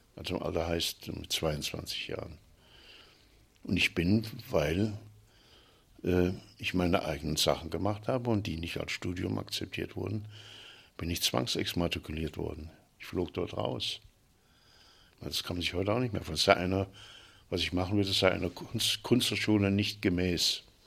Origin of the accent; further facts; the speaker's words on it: Fulda, Hesse, Germany; Ich bin 39 geboren in Fulda